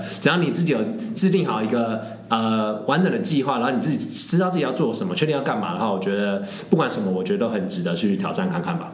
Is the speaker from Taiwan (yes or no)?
yes; Taiwan; moved away; 我是台湾人